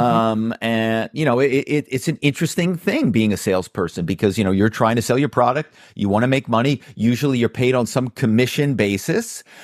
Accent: Philadelphia, Pennsylvania, United States; my hometown is Philadelphia

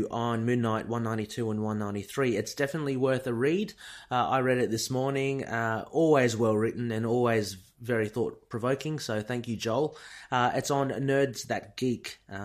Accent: Australia; I'm Australian

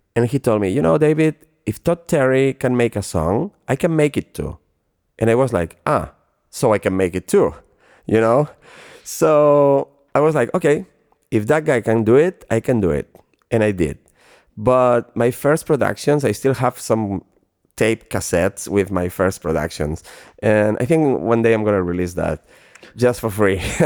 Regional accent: Barcelona, Catalonia, Spain; moved away as an adult; also born or lived in Ibiza / Los Angeles; Barcelona uh, is my hometown

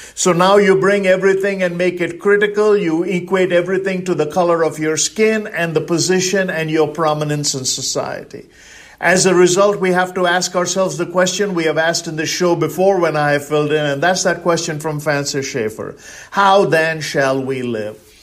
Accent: India; now in United States; I'm originally from India. That makes me an Indian

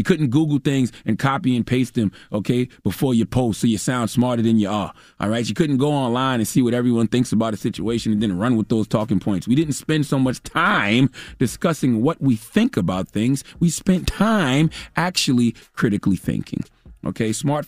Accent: Mount Corner, South Carolina, United States; I grew up in Mount Corner, South Carolina. I ain't had no damn money.

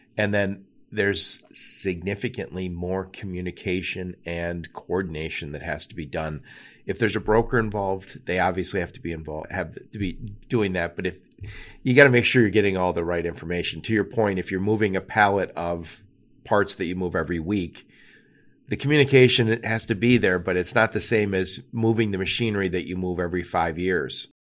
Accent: Michigan, United States; another Michigander

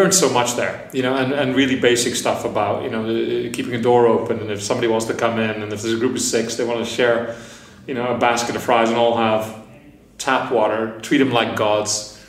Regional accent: Lethbridge, Alberta, Canada; moved away as an adult; also born or lived in Netherlands / Toronto; now in London, United Kingdom; I grew up in Lethbridge, Alberta, in the middle of Canada, middle of nowhere. I'm originally from Holland, then Canada.

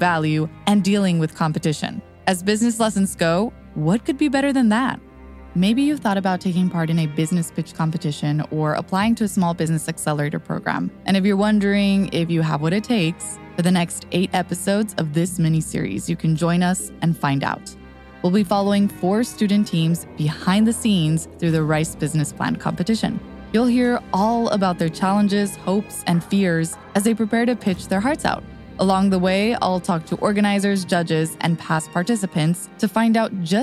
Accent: Texas, United States; my home state of Texas

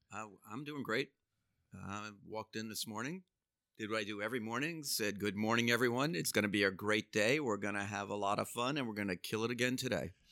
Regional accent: New York City, New York, United States; I grew up in Brooklyn

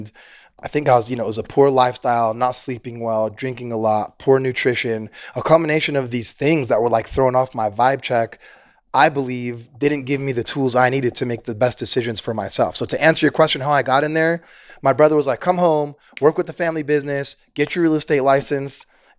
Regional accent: San Francisco, California, United States; I was raised in San Francisco.

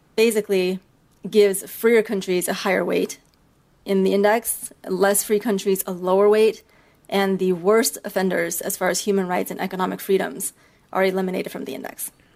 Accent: Beijing, China; moved away; also born or lived in United States; I'm actually from China. I grew up half in China and half in the US. I was born in Beijing

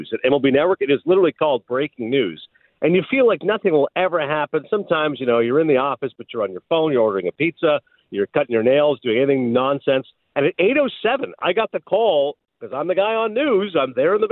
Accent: Kingston, Ontario, Canada; also born or lived in Toronto; I grew up in Kingston, Ontario

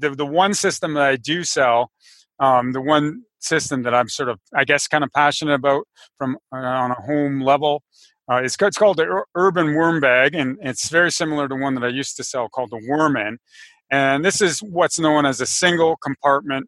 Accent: Canada; I live in Canada. I'm Canadian

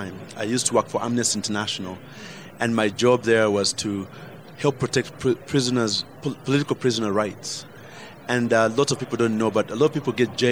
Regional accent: Uganda; moved away; I fought back as a Ugandan

